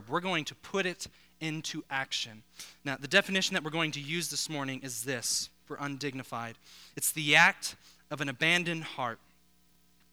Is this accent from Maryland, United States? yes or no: no; Denver, Colorado, United States; now in South Florida, United States; I grew up actually not too far from here, born and raised in Colorado